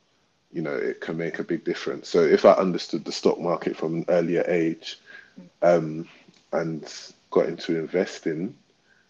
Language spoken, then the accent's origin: English; London, United Kingdom; we're from Southwark as well